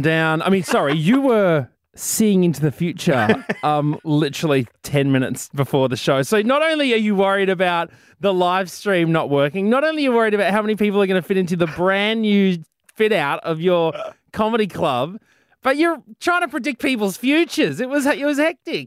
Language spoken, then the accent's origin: English; Brisbane, Queensland, Australia; Brisbane City, proud of my hometown